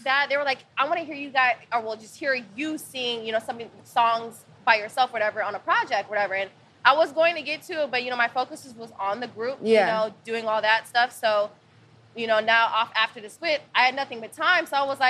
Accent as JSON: {"language": "English", "region": "Midwest", "country": "United States", "said": "But I come from the Midwest. So that's stuff that they do."}